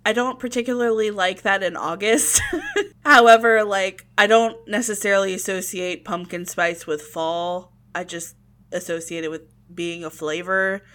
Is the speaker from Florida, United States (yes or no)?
yes; Florida, United States; also born or lived in Virginia; having it when it was randomly cold in Florida